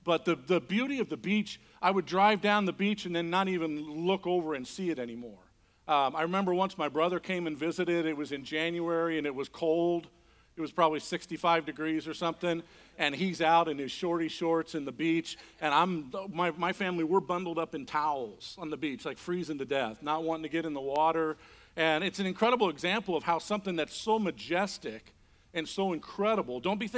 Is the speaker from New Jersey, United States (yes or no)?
no; Indiana, United States; moved away as an adult; also born or lived in Mazatlan, Mexico; Fort Wayne, Indiana. I grew up in Indiana.